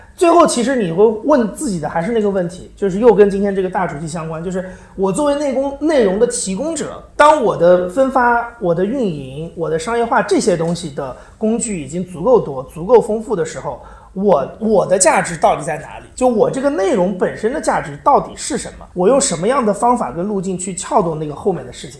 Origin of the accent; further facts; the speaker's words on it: China; first language Chinese; moved away as an adult; now in London, United Kingdom; 我的中国人身份